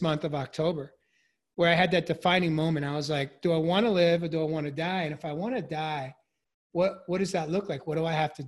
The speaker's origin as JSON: {"language": "English", "region": "New York", "country": "United States", "tie": "born or raised there", "said": "I grew up in New York"}